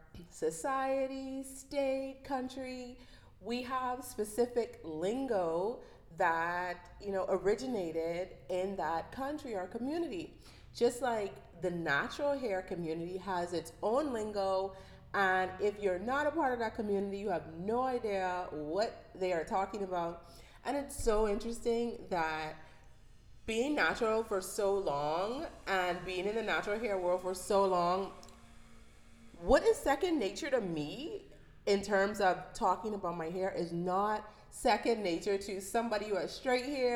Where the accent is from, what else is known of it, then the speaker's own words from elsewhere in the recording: Bahamas; accent: Bahamian dialect; I'm from the Bahamas